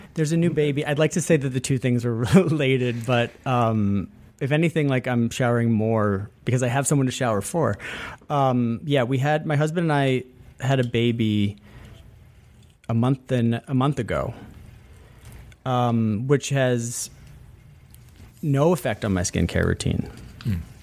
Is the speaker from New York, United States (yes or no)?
yes; upstate New York, United States; born or raised there